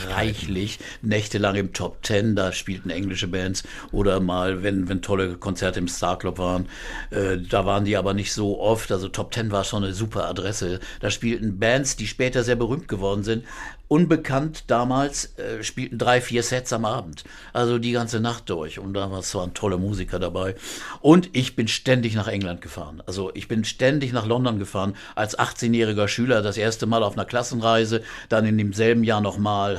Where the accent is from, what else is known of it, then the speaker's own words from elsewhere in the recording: Quakenbrück, Lower Saxony, Germany; moved away as an adult; also born or lived in Bramsche / Osnabrück district; now in Hamburg, Germany; Ich wohnte damals in Quakenbrück, das ist betrachte ich als meine Heimatstadt